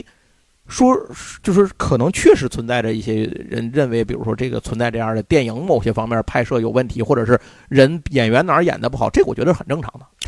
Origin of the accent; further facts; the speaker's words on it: China; 我中国人掏钱拍